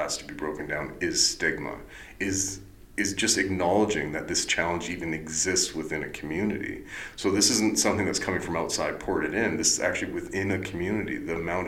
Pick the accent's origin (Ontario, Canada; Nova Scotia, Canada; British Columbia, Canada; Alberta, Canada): British Columbia, Canada; the Interior; moved away; my hometown in the interior